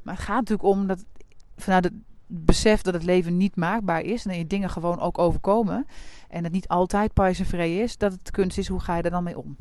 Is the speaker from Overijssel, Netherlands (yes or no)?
yes; Deventer, Overijssel, Netherlands; Ik kom ook uit Deventer